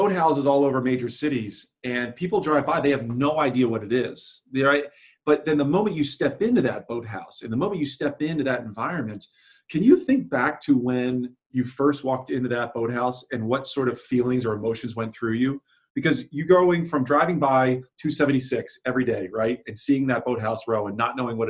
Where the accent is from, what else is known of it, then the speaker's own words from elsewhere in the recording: New Jersey, United States; I grew up in South Jersey